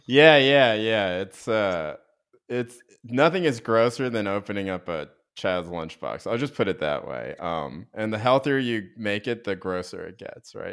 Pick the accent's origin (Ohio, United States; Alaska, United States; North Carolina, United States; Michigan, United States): North Carolina, United States; I grew up in North Carolina, but in a very progressive town within North Carolina